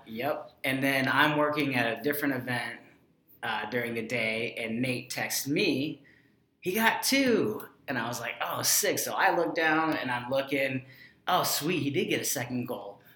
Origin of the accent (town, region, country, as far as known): United States